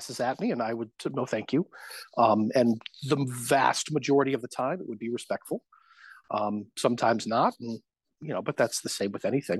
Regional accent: Connecticut, United States; I grew up playing sports, and I was a kid from Connecticut.

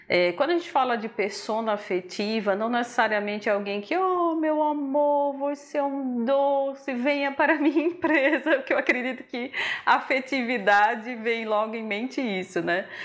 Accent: Northeast Region, Brazil; Somos nordestinos

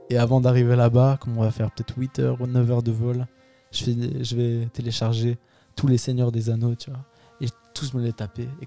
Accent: France; le truc qu'on a chez nous en France et tout ça, et qui est vraiment bien

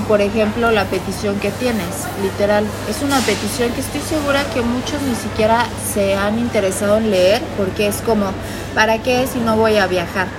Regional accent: Mexico; Soy mexicana

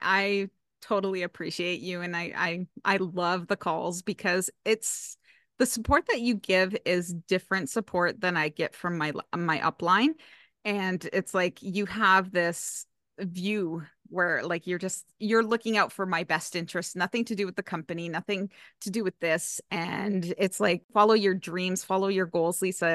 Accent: Canada; I'm from Canada

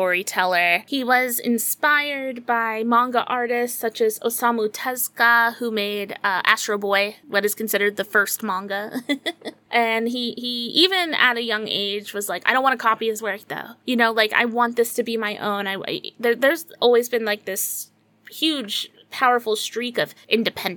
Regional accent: United States; as an American

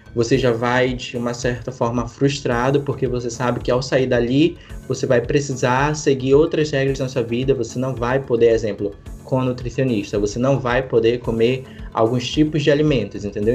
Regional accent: Manaus, Amazonas, Brazil; sou de Manaus

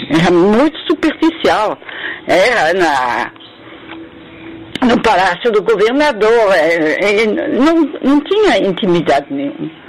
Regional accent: France; Portuguese is a second language; also born or lived in Morocco; Eu nasci no Marrocos, mas não por, por eles de, de, de, eh, morar lá, é, por... É, é, negócio de serviço do meu pai. Não, não, não lembro de nada.

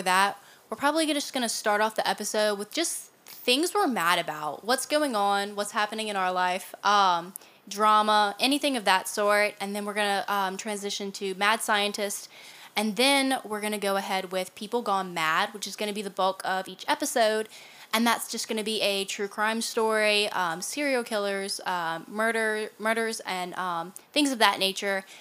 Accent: Louisiana, United States; accent: southern

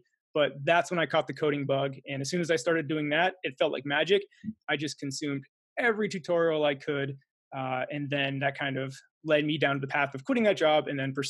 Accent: Pennsylvania, United States; also born or lived in East Coast; So I'm from Pennsylvania originally. However, my dad was in the military, so I lived all up and down the East Coast growing up.

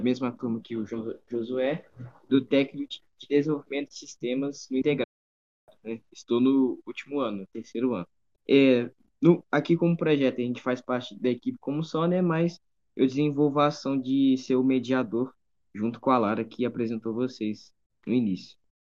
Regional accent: Juiz de Fora, Minas Gerais, Brazil; Eu sou de Juiz de Fora

